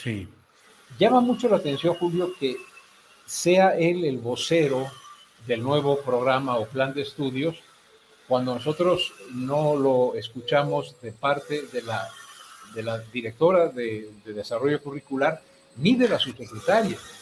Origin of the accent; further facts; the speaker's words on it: Mexico; como buenos mexicanos